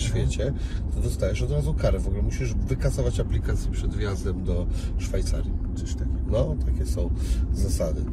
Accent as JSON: {"language": "Polish", "town": "Szczecin", "region": "West Pomeranian Voivodeship", "country": "Poland", "said": "jestem ze Szczecina"}